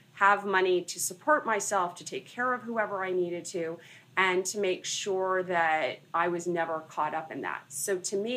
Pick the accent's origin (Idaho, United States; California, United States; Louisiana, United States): California, United States; Los Angeles; moved away as an adult; also born or lived in Santa Barbara; now in New York City, United States; I was born and raised in Los Angeles.